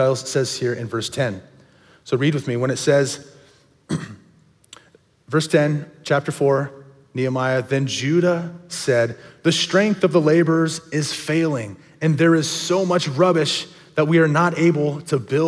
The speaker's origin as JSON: {"language": "English", "town": "Cornelius", "region": "Oregon", "country": "United States", "tie": "born or raised there", "said": "My family, we grew up over in Cornelius area, and we went to the small little church, Dilley Bible Church"}